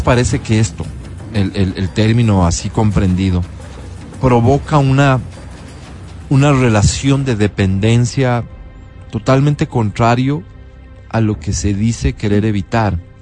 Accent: Ecuador; lo que somos, los ecuatorianos

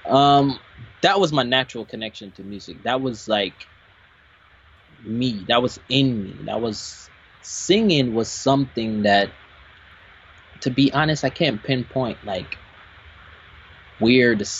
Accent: Jamaica; I am Jamaican. I was born in Jamaica

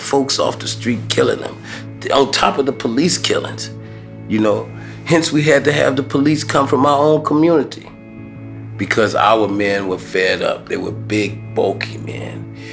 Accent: Chicago, Illinois, United States; growing up in Chicago, especially in public housing

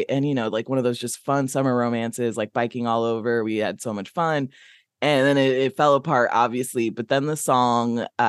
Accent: Midwest, United States; I'm from the Midwest

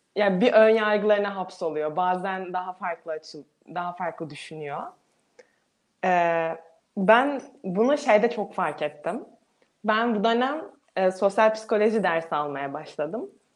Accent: Turkey; biz de Türkiye olarak daha çok kendimize bakarsak da biz ve bizim çevremizdekiler olarak ne doğu ne batı kültüründe büyümüş insanlarız

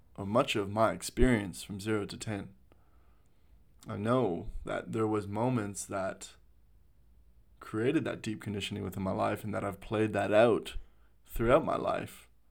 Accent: Canada; moved away as an adult; also born or lived in Sydney, Australia; now in Australia; I was born and raised in Canada. I, uh, moved to Sydney, Australia

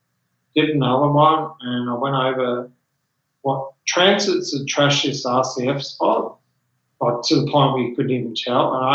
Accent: Mount Gambier, South Australia, Australia; also born or lived in Adelaide; we're from South Australia

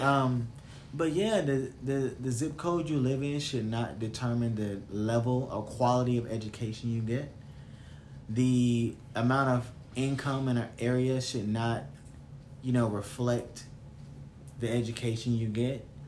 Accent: the South, United States; I'm from the South

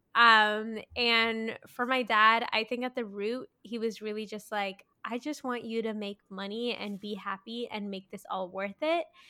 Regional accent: Mississauga, Ontario, Canada; I grew up in Mississauga

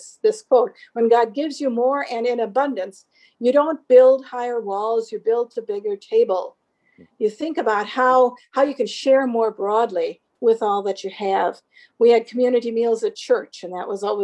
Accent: Southeastern Wisconsin, United States; I grew up in South Central or Southeastern Wisconsin on a dairy farm

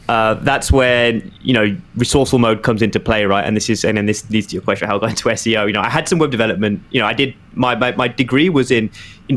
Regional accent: Birmingham, West Midlands, United Kingdom; moved away as an adult; also born or lived in London, United Kingdom; now in New York, United States; when I was growing up in Birmingham

